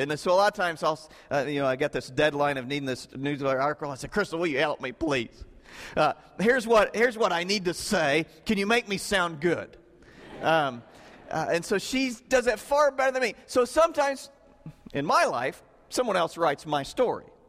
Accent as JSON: {"language": "English", "region": "Southern Illinois", "country": "United States", "tie": "born or raised there", "said": "I grew up in Southern Illinois"}